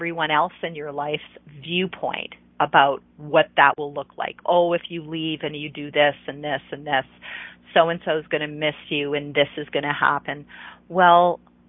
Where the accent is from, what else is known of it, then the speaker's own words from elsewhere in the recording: Ontario, Canada; moved away as an adult; I lived in Eastern Canada. I lived in Ontario. I grew up in Ontario